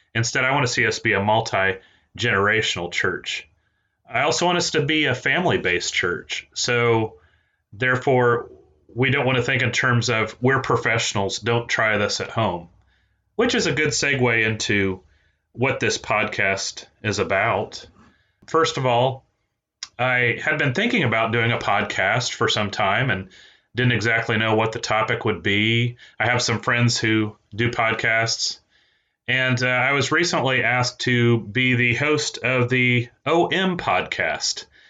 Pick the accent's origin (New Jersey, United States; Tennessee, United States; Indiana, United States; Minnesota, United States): Indiana, United States; East Central; also born or lived in Peru, Indiana; now in Arkansas, United States; I was born in Peru, Indiana, that is, and I grew up in East Central Indiana